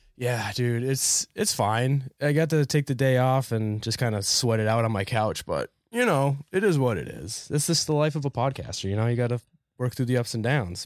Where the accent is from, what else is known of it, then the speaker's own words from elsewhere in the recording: New Hampshire, United States; now in Philadelphia, United States; I'm originally from New Hampshire, so we got all four seasons, and then we moved to Philly